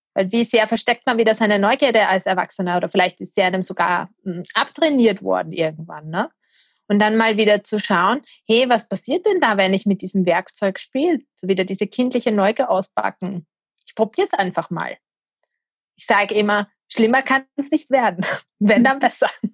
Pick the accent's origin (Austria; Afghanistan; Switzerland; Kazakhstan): Austria; ich bin aus der Nähe von Wien